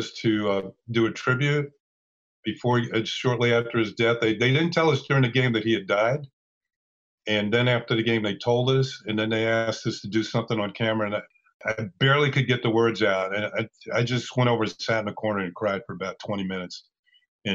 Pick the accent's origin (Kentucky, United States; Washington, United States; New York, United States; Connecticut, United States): New York, United States; Mount Vernon; I was from Mount Vernon, so I stayed with my parents.